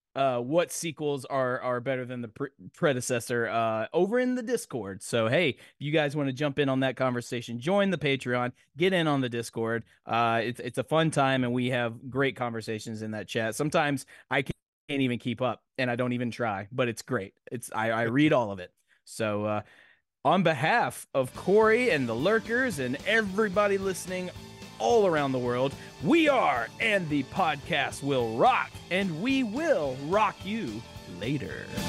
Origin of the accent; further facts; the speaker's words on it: Nashville, Tennessee, United States; I'm from Nashville.